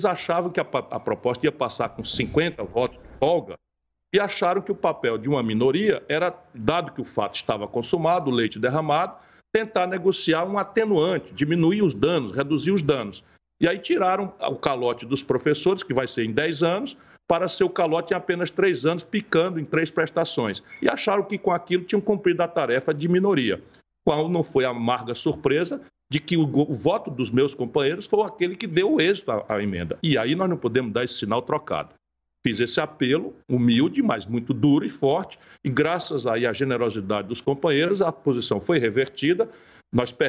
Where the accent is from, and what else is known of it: Brazil